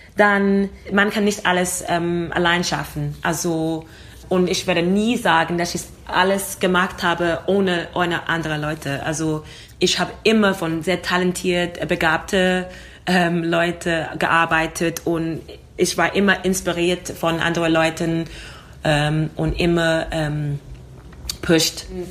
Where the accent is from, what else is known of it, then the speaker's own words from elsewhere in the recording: London, United Kingdom; German is a second language; now in Vienna, Austria; komme aus London, also ich bin in London geboren und ich habe Großeltern aus Jamaika